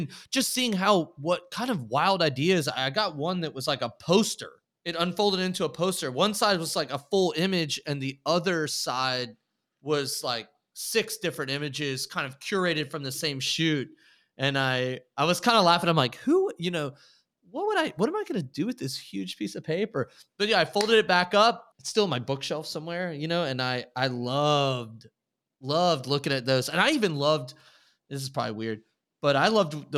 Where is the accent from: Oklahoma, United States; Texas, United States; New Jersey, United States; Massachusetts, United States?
Texas, United States; I grew up in Texas